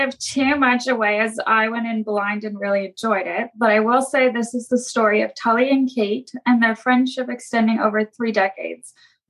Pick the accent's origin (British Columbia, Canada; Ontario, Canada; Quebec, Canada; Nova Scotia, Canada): Nova Scotia, Canada; I run the Bookstagram account at …. I'm 27. I'm from Nova Scotia, Canada